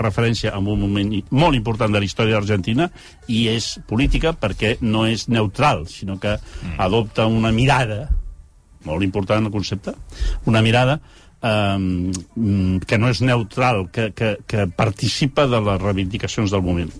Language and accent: Catalan; Barcelona, Catalonia, Spain; com a barcelonins